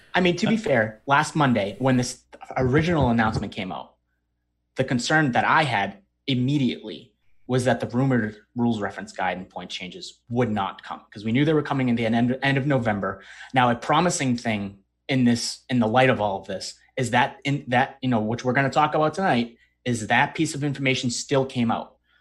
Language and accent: English; Northeast, United States; we're from the Northeast